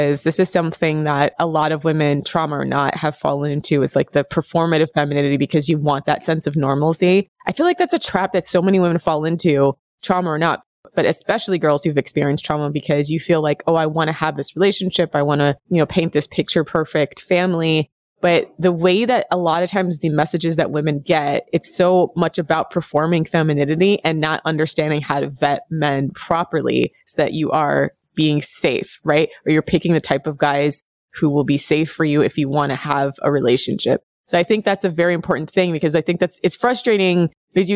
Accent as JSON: {"language": "English", "country": "United States", "said": "I'm American over here"}